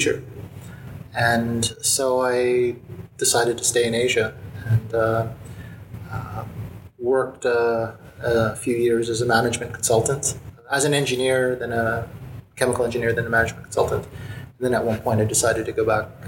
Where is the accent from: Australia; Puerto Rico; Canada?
Canada; Montreal, Quebec; moved away as an adult; now in Hong Kong; I was born and raised in Montreal